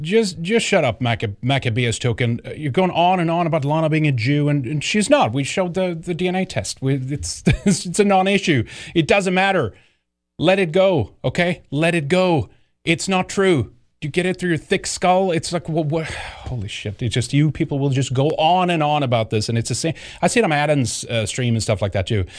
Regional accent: Sweden; moved away; growing up in Sweden

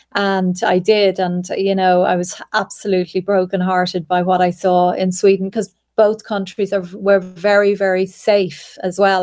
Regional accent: Ireland; we as Irish people

